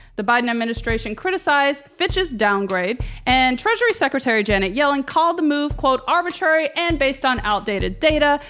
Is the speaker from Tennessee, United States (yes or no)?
yes; Memphis, Tennessee, United States; I grew up in Memphis, Tennessee